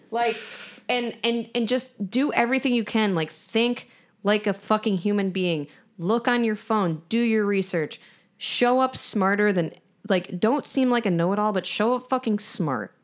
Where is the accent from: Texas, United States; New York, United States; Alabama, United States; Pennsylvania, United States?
New York, United States; I'm from New York